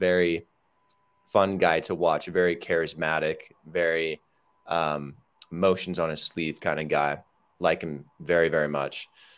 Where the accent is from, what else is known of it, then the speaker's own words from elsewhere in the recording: United States; now in Medellin, Colombia; I'm currently living in Medellin, Colombia, and I'm from the United States